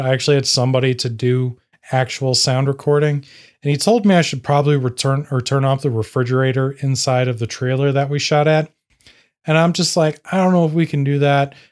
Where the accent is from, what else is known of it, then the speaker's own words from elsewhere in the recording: Indiana, United States; I'm a nobody from Indiana